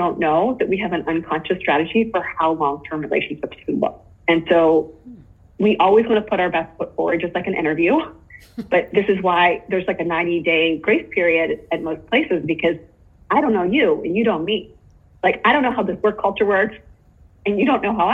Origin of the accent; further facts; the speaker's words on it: Pittsburgh, Pennsylvania, United States; also born or lived in Japan; I'm from Pittsburgh